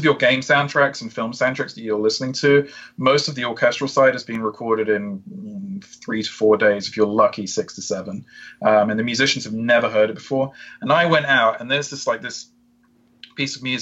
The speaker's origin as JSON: {"language": "English", "country": "United Kingdom", "said": "I'm British too"}